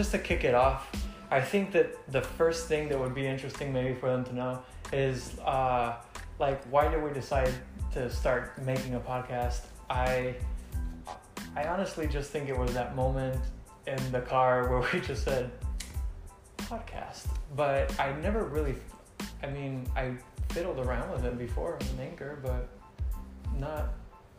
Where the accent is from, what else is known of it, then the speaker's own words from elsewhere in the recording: Mexico; moved away as an adult; also born or lived in Texas; now in Los Angeles, United States; I'm from Mexico. I grew up there my whole life. And I came here 4 years ago, straight